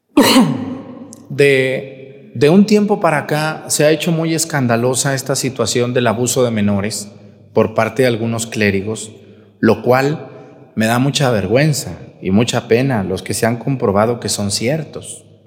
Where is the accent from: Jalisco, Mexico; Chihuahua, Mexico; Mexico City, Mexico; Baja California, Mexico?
Jalisco, Mexico; near Yahualica; a un ladito de mi pueblo